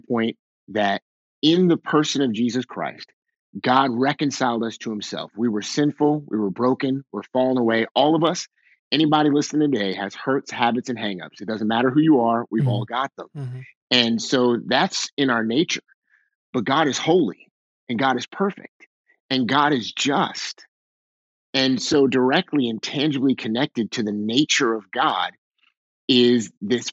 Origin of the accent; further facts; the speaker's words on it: Waldorf, Maryland, United States; moved away as an adult; also born or lived in Pennsylvania; now in Boston, United States; I grew up in Southern Maryland, just south of DC on the Maryland side by about 30 minutes, a little town called Waldorf.